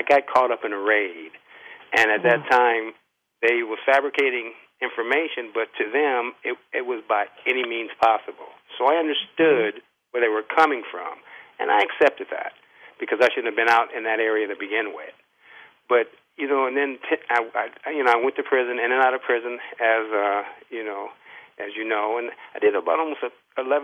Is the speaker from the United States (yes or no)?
yes; Los Angeles, California, United States; I was born and raised in Pacoima, which was predominantly black